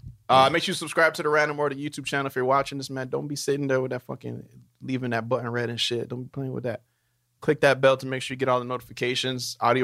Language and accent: English; Brampton, Ontario, Canada; now in Toronto, Canada; Like, even when we moved from Brampton to Toronto, we take a drive to Brampton, like, fuck, it's kind of nice.